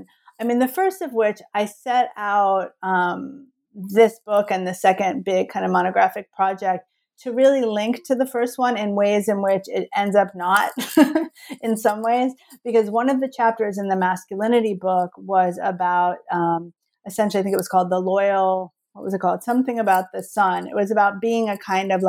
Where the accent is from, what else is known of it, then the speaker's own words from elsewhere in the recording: New Jersey, United States; now in Miami, United States; growing up in New Jersey in the 80s